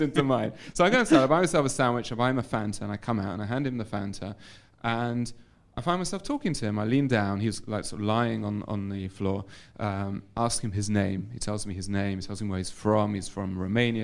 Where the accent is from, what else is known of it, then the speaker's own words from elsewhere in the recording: London, United Kingdom; moved away as an adult; now in Modi'in, Israel; I was uh, born and raised in London. I moved to Israel